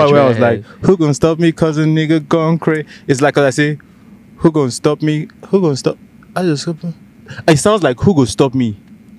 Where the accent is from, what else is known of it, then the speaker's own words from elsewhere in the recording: Nigeria; accent: Nigerian; my Nigerian accent.